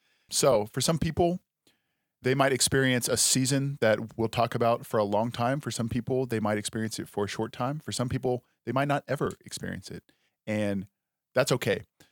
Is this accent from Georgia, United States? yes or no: no; Texas, United States; Texas is. But I love Texas. I'm a Texan.